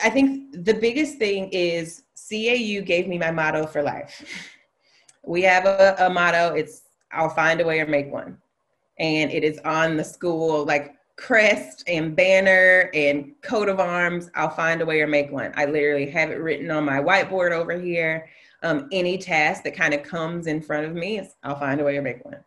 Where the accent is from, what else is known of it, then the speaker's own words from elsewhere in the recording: Alabama, United States; moved away; I'm from Alabama. I went to failing schools for a long time in my life